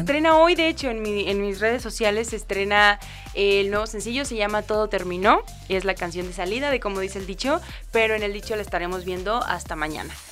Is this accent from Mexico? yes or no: yes; a small village near Juárez, Chihuahua, Mexico; moved away; soy de bueno, de un pueblito muy muy chiquito cerca de Juárez, Chihuahua